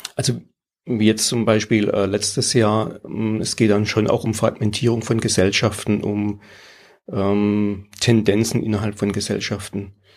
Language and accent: German; Pforzheim, Baden-Württemberg, Germany; now in Tiefenbronn, Germany; ich bin aus der Region, äh, wohnhaft in Tiefenbronn, habe dort auch mein Atelier, aber geboren in Pforzheim